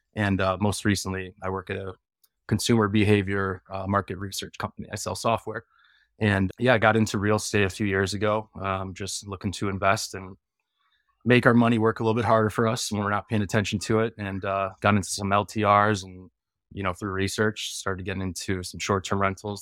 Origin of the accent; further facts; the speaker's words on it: Chicago, Illinois, United States; I'm from Chicago